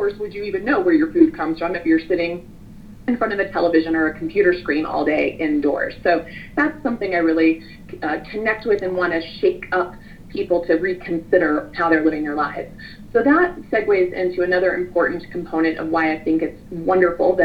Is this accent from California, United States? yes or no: no; Kansas, United States; I grew up in Kansas. I grew up with a family of farmers and ranchers.